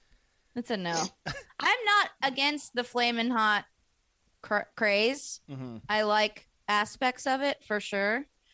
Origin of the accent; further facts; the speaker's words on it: California, United States; as a Californian, this is already the second fucking recall of my lifetime.